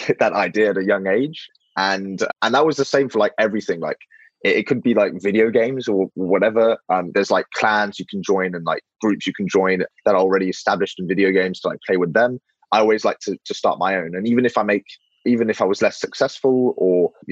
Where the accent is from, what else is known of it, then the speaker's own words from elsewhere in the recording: London, United Kingdom; I was actually born in London, and I've never lived in France